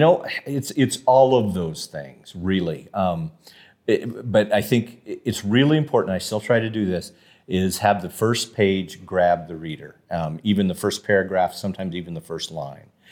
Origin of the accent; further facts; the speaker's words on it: Casper, Wyoming, United States; also born or lived in Denver, Colorado / Saratoga, Wyoming; grew up in Casper on the east side of Casper